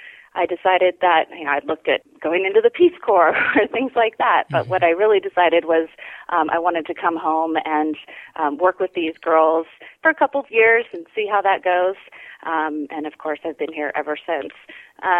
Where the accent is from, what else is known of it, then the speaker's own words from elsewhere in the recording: Grass Valley, California, United States; I was born here in Nevada County in Grass Valley